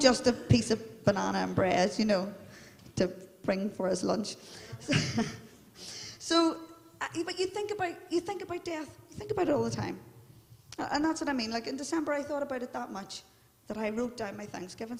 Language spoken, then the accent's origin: English; Belfast, Northern Ireland, United Kingdom; I'm from the Shankill, and we're all into our identity